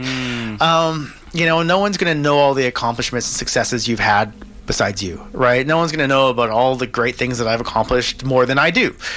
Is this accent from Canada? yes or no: yes; Kelowna, British Columbia, Canada; now in Vancouver, Canada; I grew up in Kelowna